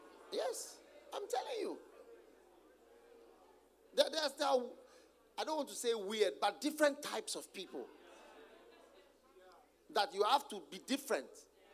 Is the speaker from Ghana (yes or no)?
yes; Ghana; Oh, wow. You're African, right? Man, you're African. That's all. Where are you from? Ghana, Guyana. I said, no, Ghana, Guyana, Guyana, Guyana, Guyana.